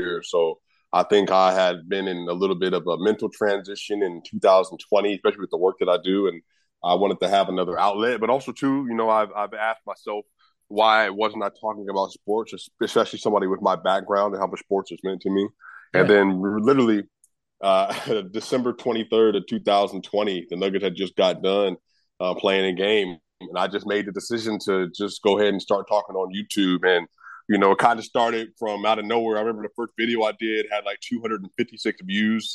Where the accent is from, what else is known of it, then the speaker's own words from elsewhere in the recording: Denver, Colorado, United States; Originally from Denver, Colorado. I grew up in Park Hill